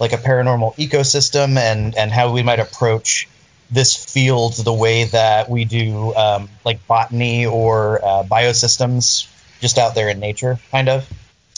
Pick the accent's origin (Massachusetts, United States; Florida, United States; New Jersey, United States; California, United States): Florida, United States; moved away as an adult; also born or lived in St. Augustine, Florida; growing up in Florida